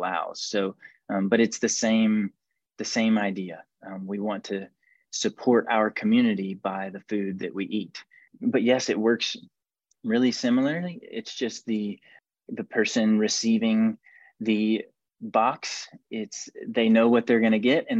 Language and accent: English; Georgia, United States; I'm from Georgia